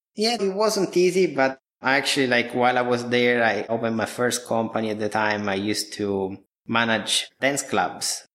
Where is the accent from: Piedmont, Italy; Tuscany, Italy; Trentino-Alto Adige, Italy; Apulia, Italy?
Apulia, Italy; moved away; I was born and raised in Italy almost 32 years ago now